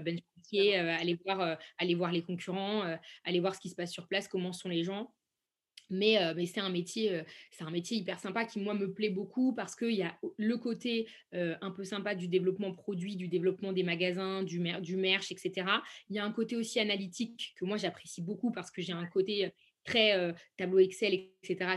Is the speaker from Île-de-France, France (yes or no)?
no; Saint-Étienne, Auvergne-Rhône-Alpes, France; moved away as an adult; now in Paris, France; je suis originaire de Saint-Étienne et je vis à Paris depuis peu de temps